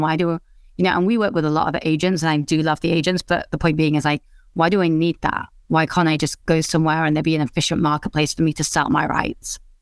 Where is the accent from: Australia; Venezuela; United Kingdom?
United Kingdom; England; also born or lived in India; I grew up in England, uh, which is also where I live now.